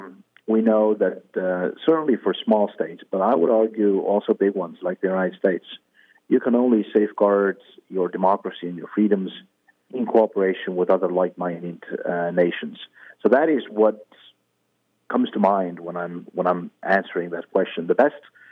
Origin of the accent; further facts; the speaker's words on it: Estonia; I grew up in Estonia when Estonia was occupied by the Soviet Union.